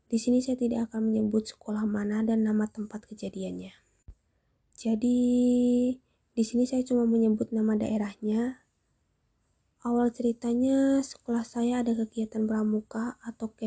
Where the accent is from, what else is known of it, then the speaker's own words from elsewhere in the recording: Java, Indonesia; Kalau dalam bahasa Jawanya ora kok, karena kami orang Jawa dan kami tinggal di Jawa.